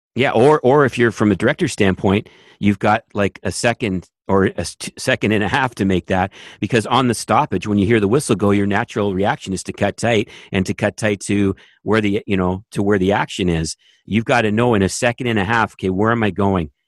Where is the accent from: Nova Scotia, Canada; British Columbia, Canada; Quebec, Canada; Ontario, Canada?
Ontario, Canada; Toronto; moved away as an adult; now in Raleigh, United States; as a Canadian kid